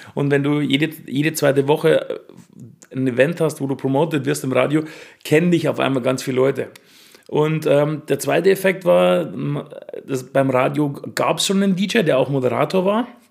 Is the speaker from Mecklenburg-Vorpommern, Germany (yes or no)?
no; Ingolstadt, Bavaria, Germany